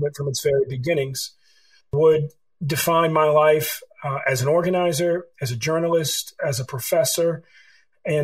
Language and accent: English; Pacific Grove, California, United States; also born or lived in Carmel, California / Petersburg, Virginia (family); I was born in 1973 in Carmel, California